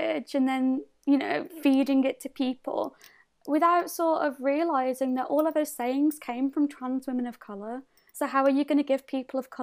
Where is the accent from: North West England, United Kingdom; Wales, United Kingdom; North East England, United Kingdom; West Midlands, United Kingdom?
West Midlands, United Kingdom; Birmingham; where are you from? And I was like, Birmingham.